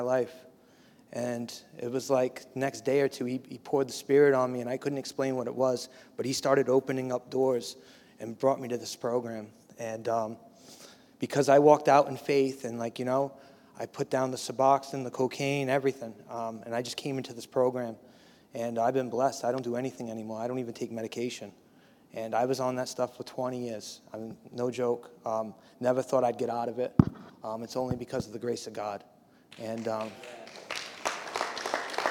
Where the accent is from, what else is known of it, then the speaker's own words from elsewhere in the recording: Bristol, Rhode Island, United States; moved away as an adult; also born or lived in Providence, Rhode Island / Miami; I am from Providence, Rhode Island. I grew up in a town called Bristol